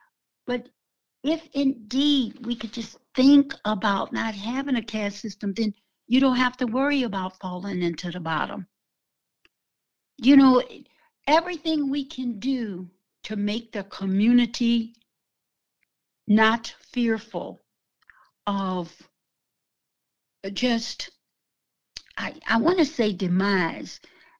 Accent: the South, United States; I came from the South when lynching was real.

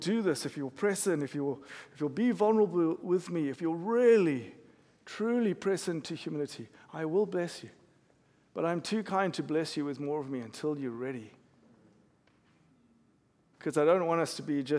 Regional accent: South Africa; I'm South African. I grew up in South Africa

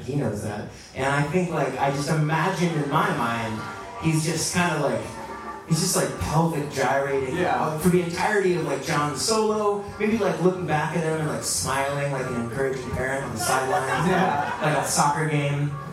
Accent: Washington, District of Columbia, United States; I grew up right here in Washington, D.C. on 16th Street

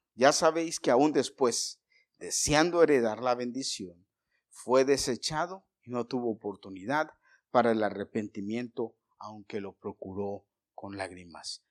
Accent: Mexico; yo como mexicano

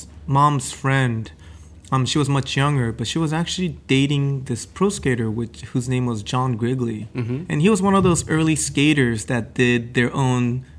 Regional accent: Gifu, Japan; Well, I was brought up in Japan in this little old town in Gifu Prefecture, which is in the middle of the Japanese Big Island.

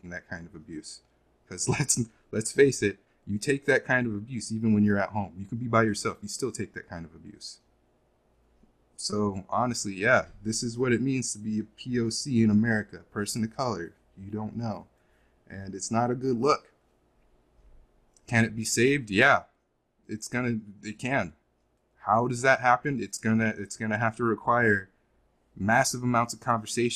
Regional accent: Los Angeles, California, United States; I was born in Los Angeles

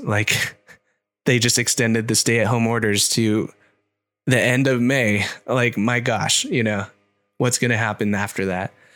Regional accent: Orange County, California, United States; I grew up in Orange County, which is not very Asian.

